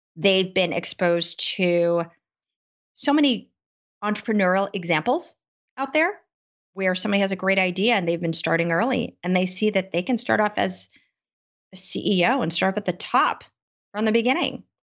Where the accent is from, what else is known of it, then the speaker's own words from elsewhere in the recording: United States; Being Asian American